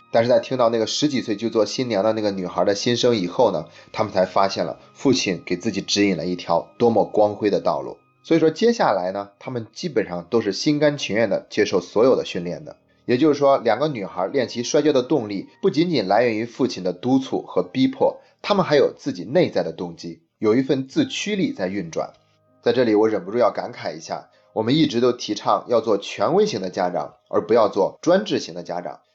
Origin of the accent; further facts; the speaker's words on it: China; 我们中国人